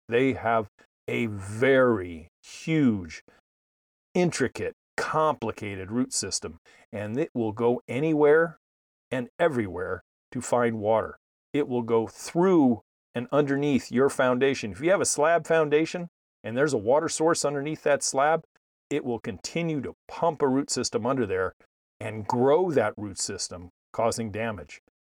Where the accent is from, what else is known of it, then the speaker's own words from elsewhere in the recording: East Bay, San Francisco Bay Area, California, United States; the ones I grew up with in the East Bay, the San Francisco Bay Area